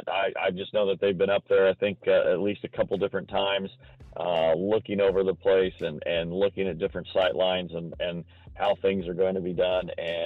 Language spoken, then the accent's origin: English; Indiana, United States; I'm from the Midwest